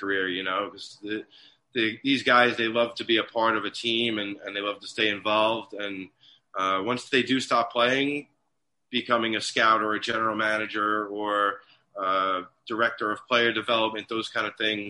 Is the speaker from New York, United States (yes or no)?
yes; New York City, New York, United States; I grew up in New York City in Staten Island